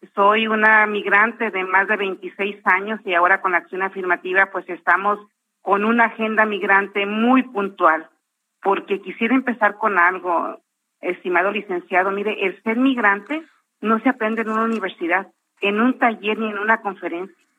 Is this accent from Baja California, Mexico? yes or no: no; Jalisco, Mexico; now in United States; gente de Jalisco, donde yo soy oriunda